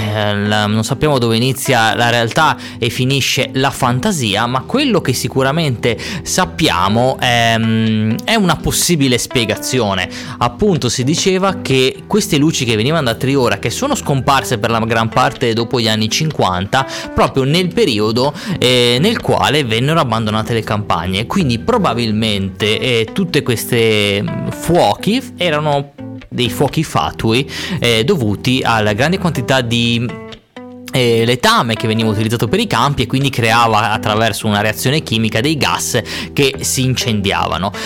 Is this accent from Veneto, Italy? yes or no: no; Ciabaudo, Liguria, Italy; dove vengo, da Ciabaudo